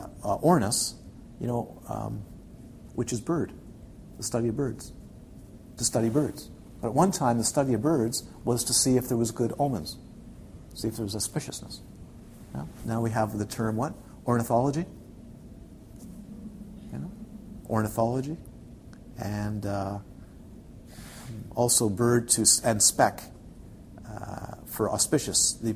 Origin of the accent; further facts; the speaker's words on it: Ontario, Canada; You can tell I'm from the Ottawa. I spent time in the Ottawa Valley.